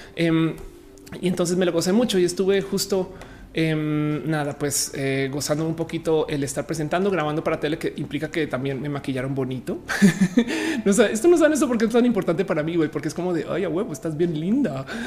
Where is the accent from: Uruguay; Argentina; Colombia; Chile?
Colombia; now in Mexico; Yo ahora soy mexicana, pero también soy colombiano.